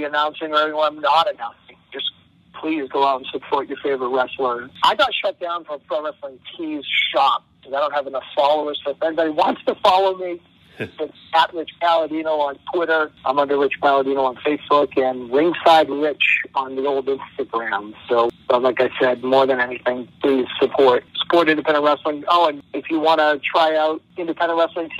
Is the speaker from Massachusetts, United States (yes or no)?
yes; Massachusetts, United States; I grew up in Massachusetts my whole life